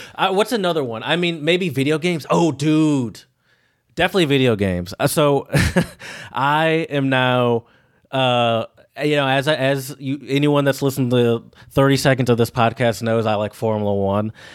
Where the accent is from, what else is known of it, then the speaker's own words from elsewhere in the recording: United States; as an American